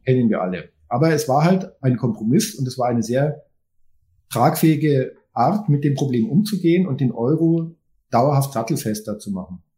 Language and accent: German; Germany; wir als Deutsche.